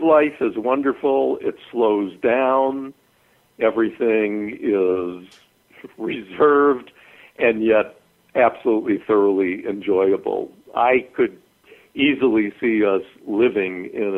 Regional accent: Chicago, Illinois, United States; moved away as an adult; also born or lived in Adare, Ireland; I grew up in Chicago

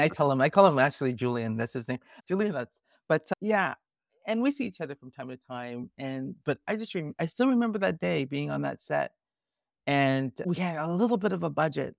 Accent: Toronto, Ontario, Canada; I'm a Toronto girl. I was born and raised in Toronto

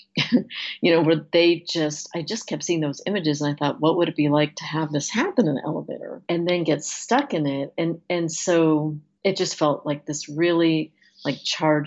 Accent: United States; as an American

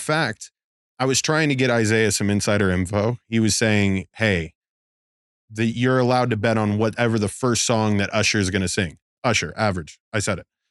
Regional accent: Las Vegas, Nevada, United States; growing up in Vegas

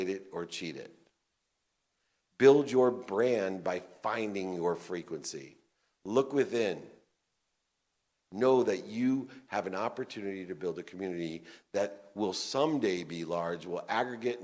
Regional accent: Akron, Ohio, United States; I was born in Akron, Ohio, to a single mom with 6 kids

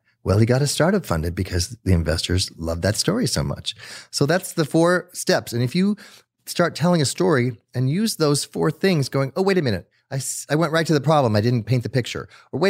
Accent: Netherlands; also born or lived in South America; I grew up in South America, but I grew up in the Netherlands. So I was born in South America, but my parents took me to Netherlands right afterwards.

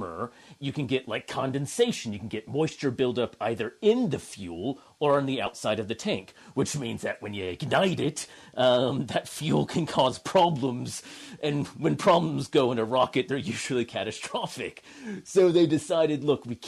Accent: California, United States; accent: American; moved away as an adult; also born or lived in Notre Dame, Indiana; now in Canberra, Australia; I am originally from the U.S. I grew up in California

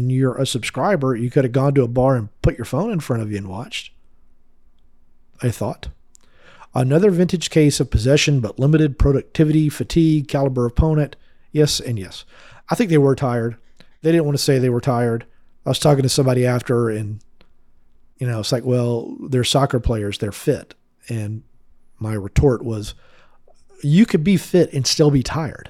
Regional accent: Mableton, Georgia, United States; I grew up in Mableton

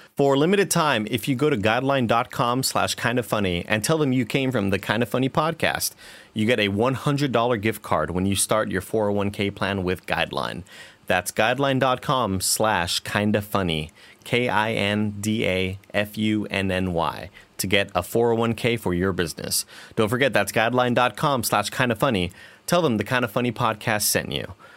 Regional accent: Rio Grande Valley, Texas, United States; moved away as an adult; also born or lived in Austin; now in San Francisco, United States; I'm from the Rio Grande Valley

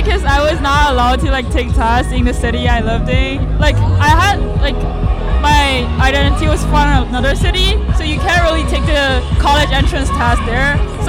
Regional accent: China; English is a second language; moved away as an adult; now in San Diego, United States; I'm from China.

